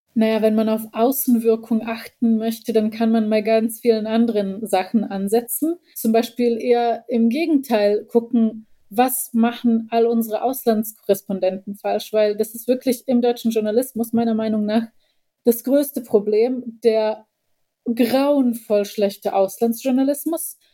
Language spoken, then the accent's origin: German; Bosnia & Herzegovina; now in Germany; ich als Bosniakin